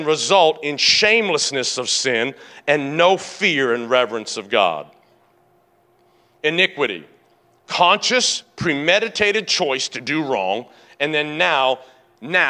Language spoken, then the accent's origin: English; Tennessee, United States; now in San Diego, United States; I grew up in Tennessee, and next to this suburban neighborhood where I lived